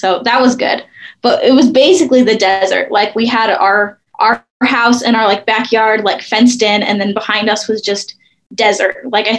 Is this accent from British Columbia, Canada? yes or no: yes; Surrey, British Columbia, Canada; born there; I was born in Surrey, outside of Vancouver, British Columbia, Canada.